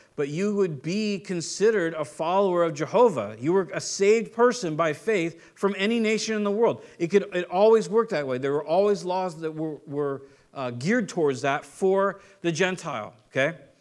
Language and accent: English; Southern California, United States; I'm from Southern California